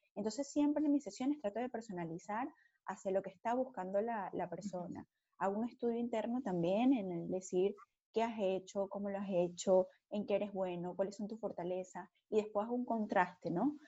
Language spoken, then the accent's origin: Spanish; Margarita Island, Nueva Esparta, Venezuela; moved away as an adult; Yo soy venezolana, pero primero que venezolana, súper margariteña.